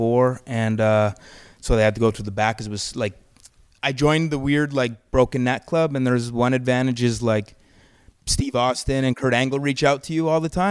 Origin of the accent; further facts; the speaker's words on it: Calgary, Alberta, Canada; moved away; I'm from Calgary